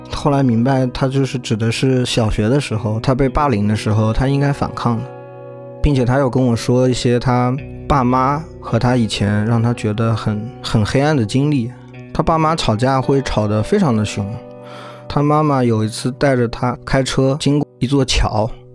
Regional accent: Zhejiang, China; 我们老家有一家在浙江省都特别有名的心理医院

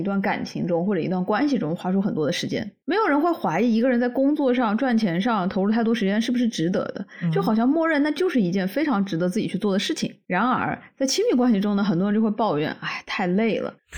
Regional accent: Canada; 我们加拿大人至少会说一句 thanks

